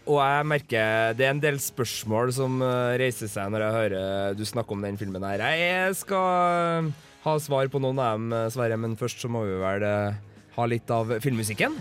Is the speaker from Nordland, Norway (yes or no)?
no; Klæbu, Trøndelag, Norway; jeg kommer jo fra Klæbu